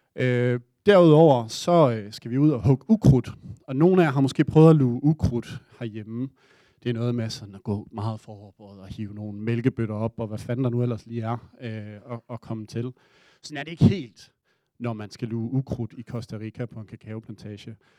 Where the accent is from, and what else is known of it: Denmark